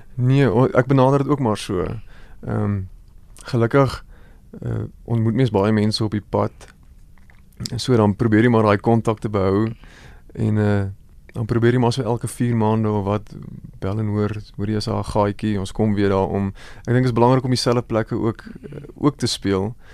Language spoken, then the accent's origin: Afrikaans; Goldfields of the Free State, South Africa; groot word jare daar in die Goudveld van die Vrystaat. Ek kom maar van die Vrystaat af.